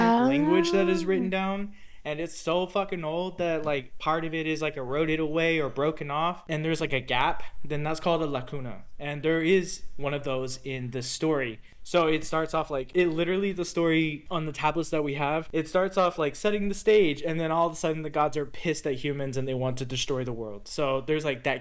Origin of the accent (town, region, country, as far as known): Texas, United States; born or raised there